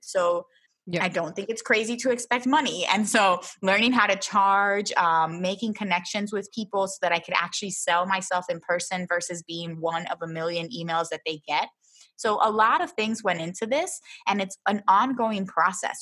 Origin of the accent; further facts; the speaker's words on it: Philadelphia, Pennsylvania, United States; moved away as an adult; also born or lived in Miami / Baltimore / Florida; now in Humacao, Puerto Rico; I was born here, but I grew up in Philadelphia